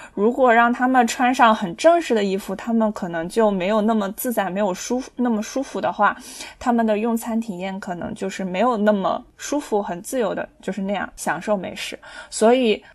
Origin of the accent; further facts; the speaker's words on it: China; 因为我是中国人嘛